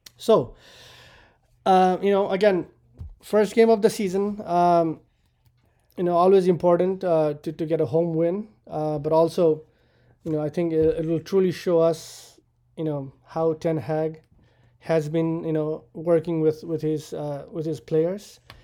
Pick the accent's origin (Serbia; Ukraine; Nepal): Nepal; now in United States; I immigrated to the U S from Nepal